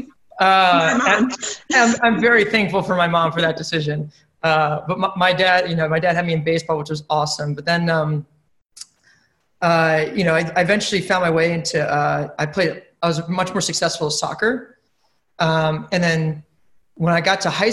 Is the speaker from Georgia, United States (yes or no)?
yes; Marietta, Georgia, United States; moved away as an adult; also born or lived in Atlanta, Georgia; now in New York, United States; I'm from Atlanta, Georgia, grew up in Marietta